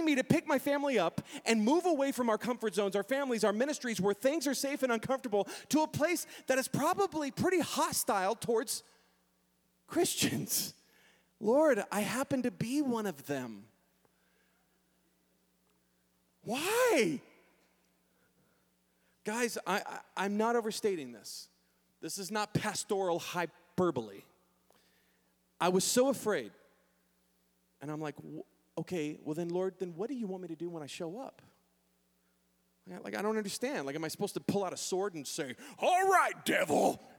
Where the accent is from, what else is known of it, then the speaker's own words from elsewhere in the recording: San Antonio, Texas, United States; moved away as an adult; now in Manitou Springs, United States; I know San Antonio. I was raised in San Antonio